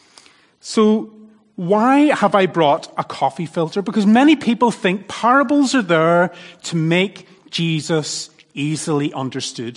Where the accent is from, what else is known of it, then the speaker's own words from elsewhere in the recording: Northern Ireland, United Kingdom; accent: Northern Irish; now in Thailand; my Northern Irish accent